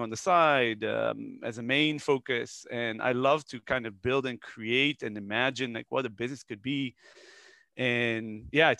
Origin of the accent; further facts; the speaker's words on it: Israel; moved away as an adult; also born or lived in Netherlands; I'm originally from Israel. I was born there and then moved to Holland when I was really young. I lived there for a couple of years. I was a kid. My mother met a Dutch person and got married. Then we came back to Israel, went to the army